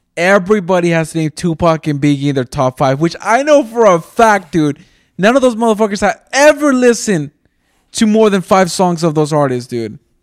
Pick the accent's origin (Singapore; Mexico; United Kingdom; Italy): Mexico; I'm from Mexico.